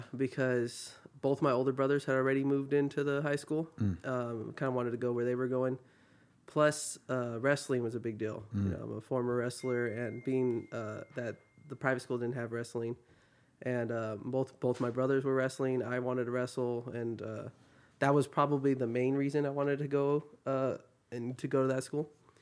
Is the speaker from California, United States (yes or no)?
yes; Diamond Bar, California, United States; also born or lived in Walnut, California; I grew up in Diamond Bar, right? So I've lived there since I was 10 years old, mm-hmm. which is, excuse me, 18 years now, so 28.